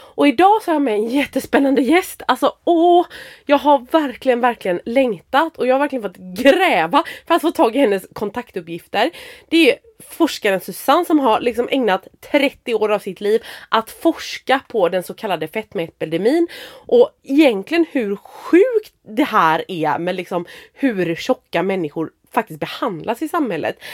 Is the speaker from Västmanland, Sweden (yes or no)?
no; Bohuslän, Västra Götaland, Sweden; moved away as an adult; now in Gråbo, Sweden; Jag är från Bohuslän så jag flyttade efter honom